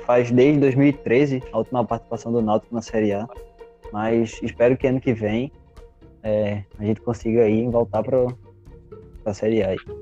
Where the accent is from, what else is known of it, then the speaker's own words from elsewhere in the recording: Pernambuco, Brazil; a gente é de Pernambuco.